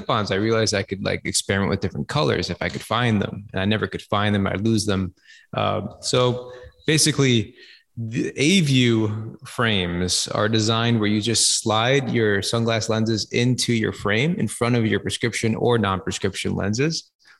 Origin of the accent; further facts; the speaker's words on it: Minneapolis, Minnesota, United States; I'm from Minneapolis